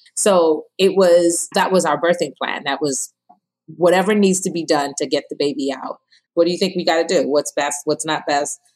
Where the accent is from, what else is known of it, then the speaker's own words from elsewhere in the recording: Ghana; now in New Jersey, United States; I'm from Ghana, West Africa